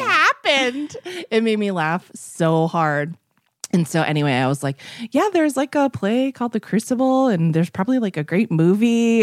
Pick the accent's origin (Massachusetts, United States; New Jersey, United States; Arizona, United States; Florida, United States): Massachusetts, United States; I'm from Massachusetts